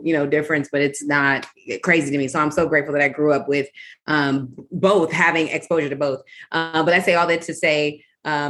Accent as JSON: {"language": "English", "town": "Olney", "region": "Maryland", "country": "United States", "tie": "born or raised there", "also_born_or_lived": "Washington, District of Columbia, United States / Bowie, Maryland", "said": "Born in DC, we lived in Northeast on Channing Street for the first few years of my life. Then we moved to PG County, Bowie, shout out to Mitchellville. We lived there for the next several years of my life. And then we moved all the way out to MoCo, way out in Olney"}